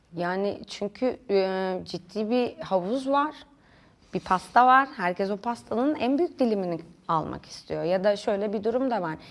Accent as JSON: {"language": "Turkish", "region": "Denizli", "country": "Turkey", "tie": "born or raised there", "also_born_or_lived": "Kayseri", "moved": "as an adult", "lives_now": "Istanbul, Turkey", "said": "Denizli'de büyüdüm."}